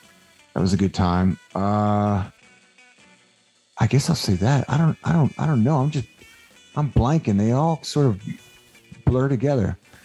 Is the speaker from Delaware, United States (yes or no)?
yes; Delaware, United States; And I grew up in Delaware and they had a really good like local punk rock scene.